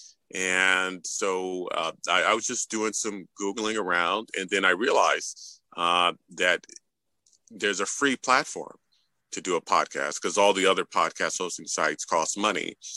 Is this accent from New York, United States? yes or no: yes; New York City, New York, United States; My parents are actually immigrants from Haiti, and I was born and raised in New York City, so they had me here